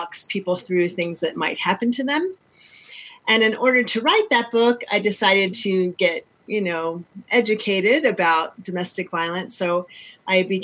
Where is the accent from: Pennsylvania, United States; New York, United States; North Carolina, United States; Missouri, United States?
North Carolina, United States; I was born in North Carolina